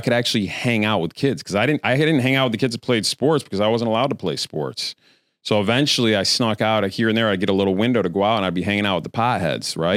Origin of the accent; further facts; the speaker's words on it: Queensbury, New York, United States; I'm from upstate New York